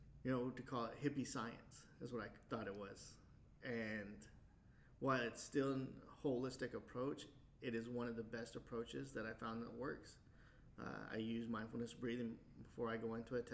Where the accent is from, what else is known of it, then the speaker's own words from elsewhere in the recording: Wichita, Kansas, United States; moved away as an adult; also born or lived in Anchorage, Alaska; I'm from Wichita before I joined the military. And so Wichita was my home base.